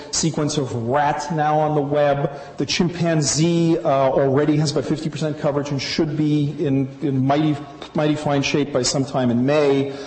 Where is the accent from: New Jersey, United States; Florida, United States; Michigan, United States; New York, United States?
New York, United States; New York City; I'm from Brooklyn